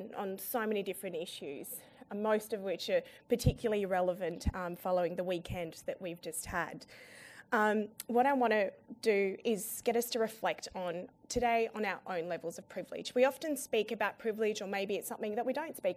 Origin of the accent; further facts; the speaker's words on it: Sydney, New South Wales, Australia; also born or lived in Afghanistan; I'm from Sydney